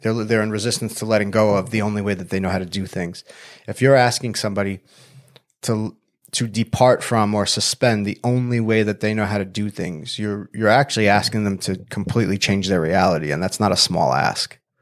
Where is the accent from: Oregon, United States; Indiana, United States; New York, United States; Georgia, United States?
New York, United States; Long Island; now in San Diego, United States; I grew up in Long Island, New York